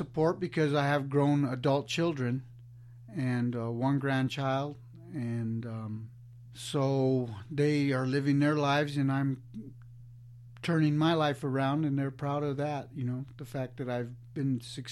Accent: Alamosa, Colorado, United States; also born or lived in Denver; I'm from Alamosa, Colorado

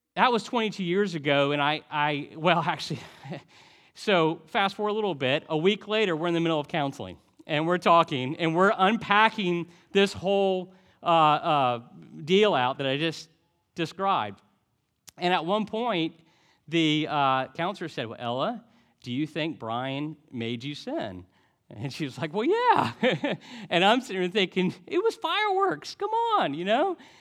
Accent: Highland City, Florida, United States; moved away; also born or lived in Montgomery, Alabama; we grew up doing fireworks in Highland City

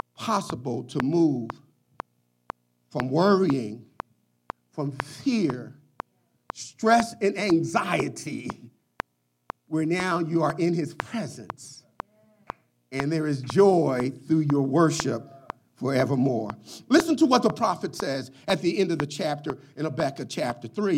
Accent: Philadelphia, Pennsylvania, United States; As a young child growing up in Philadelphia

